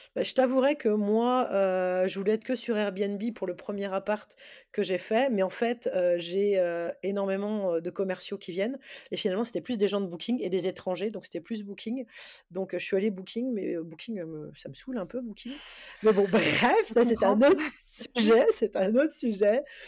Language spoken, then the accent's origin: French; Alsace, Grand Est, France; Je suis d'Alsace, mais je vais gérer sur sur Paris